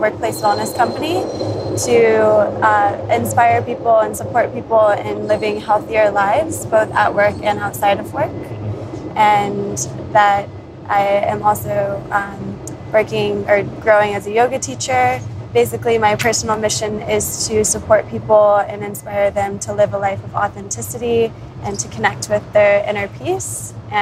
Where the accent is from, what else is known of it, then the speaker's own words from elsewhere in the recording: Florida, United States; moved away as an adult; now in Hong Kong; I'm originally from Florida in the US and have been living in Hong Kong for nearly 4 years now.